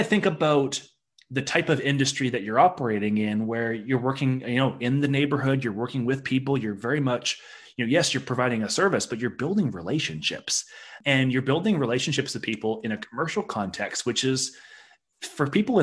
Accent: Victoria, British Columbia, Canada; I remember growing up in Victoria

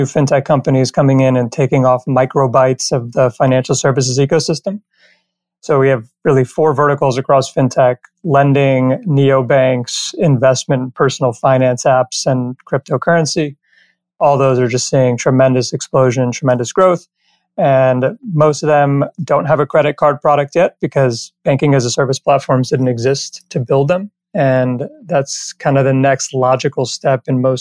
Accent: Miami, Florida, United States; moved away as an adult; also born or lived in Maryland / Ithaca, New York / New York City; now in Los Angeles, United States; So I grew up in Miami, went to undergrad at University of Maryland, grad school at Cornell, spent 13, 14 years in New York, and then moved out to Los Angeles, and that's where I reside today

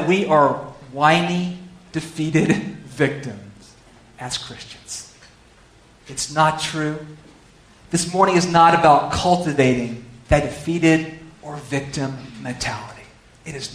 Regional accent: California, United States; I'm from California

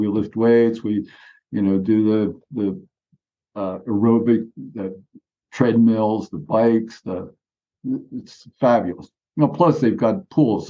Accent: Philadelphia, Pennsylvania, United States; moved away; I grew up in Philadelphia

